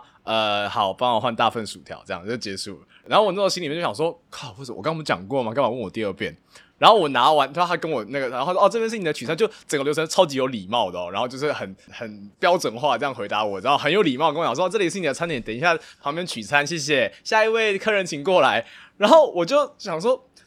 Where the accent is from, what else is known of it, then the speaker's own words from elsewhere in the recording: Taiwan; moved away; 作为一个台湾人